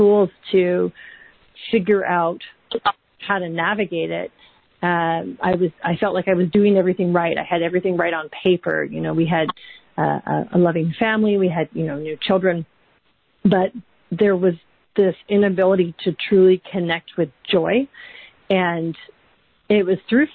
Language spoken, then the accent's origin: English; Vancouver Island, British Columbia, Canada; moved away as an adult; also born or lived in London, United Kingdom; We're from Vancouver Island originally in Canada